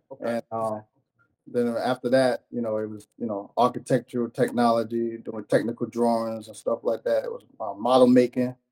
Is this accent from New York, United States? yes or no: yes; New York City, New York, United States; originally from Brooklyn, New York